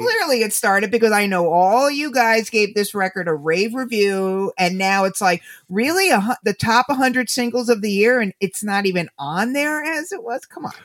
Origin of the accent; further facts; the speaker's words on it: United States; I'm an American